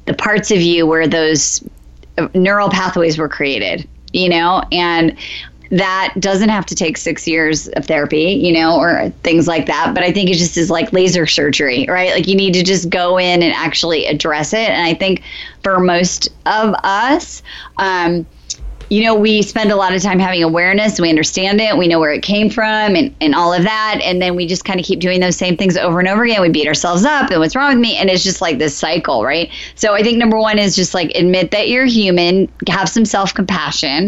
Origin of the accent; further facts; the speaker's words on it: Iowa, United States; now in Los Angeles, United States; I'm from Iowa, I told you we moved